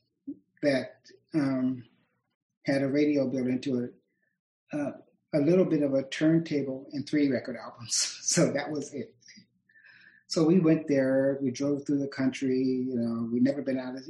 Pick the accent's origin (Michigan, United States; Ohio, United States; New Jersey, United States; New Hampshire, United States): Ohio, United States; Akron; I grew up in Akron, Ohio